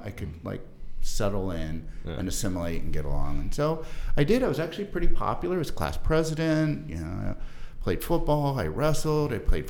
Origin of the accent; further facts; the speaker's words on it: Defiance, Ohio, United States; I'm from a small town in Northwest Ohio. Defiance, Ohio is the name of my hometown.